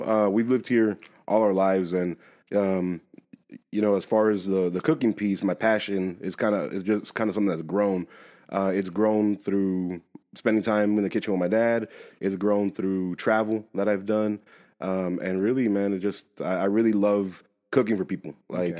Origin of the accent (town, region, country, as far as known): Georgia, United States; born or raised there; also born or lived in Phoenix, Arizona / Atlanta, Georgia / Marietta, Georgia / Calhoun, Georgia